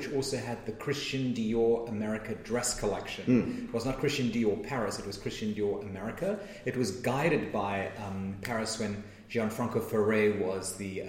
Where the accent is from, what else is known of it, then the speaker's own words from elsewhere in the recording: Cape Town, Western Cape, South Africa; accent: South African; moved away as an adult; now in United States; I lived in South Africa for 20 years before I arrived on these shores.